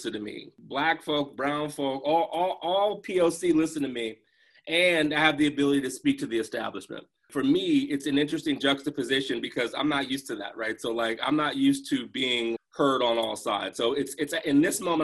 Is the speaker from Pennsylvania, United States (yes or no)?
no; Maryland, United States; from Maryland